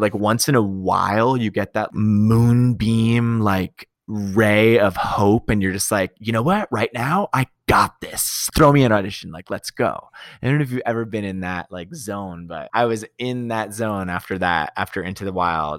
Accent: United States; also born or lived in California / Colorado; now in New York City, United States; I grew up in California and Colorado

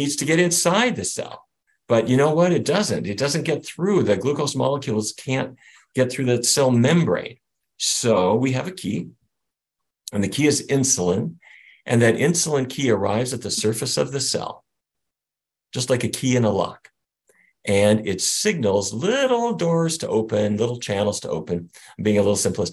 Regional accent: North Dakota, United States; I grew up in North Dakota

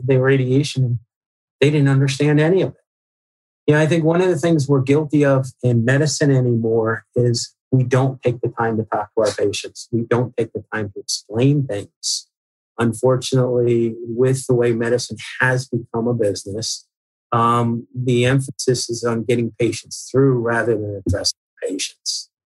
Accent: Northeast, United States; I grew up in the Northeast

